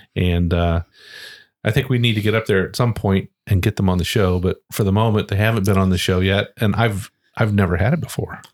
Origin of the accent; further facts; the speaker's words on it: Ohio, United States; moved away; I grew up in Ohio